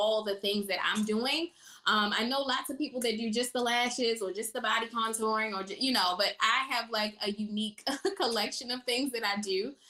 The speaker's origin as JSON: {"language": "English", "town": "Baltimore", "region": "Maryland", "country": "United States", "moved": "as an adult", "lives_now": "Atlanta, United States", "said": "I'm originally from Baltimore. And I've been here in Atlanta for 7 years"}